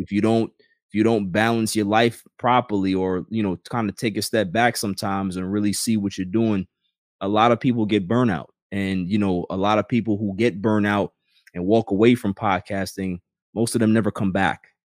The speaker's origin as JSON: {"language": "English", "town": "New York City", "region": "New York", "country": "United States", "tie": "born or raised there", "said": "I grew up in Queens"}